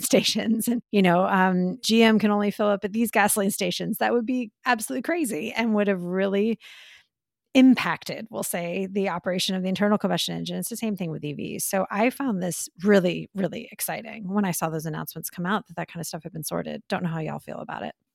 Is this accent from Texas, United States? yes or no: yes; Texas, United States; I love my home state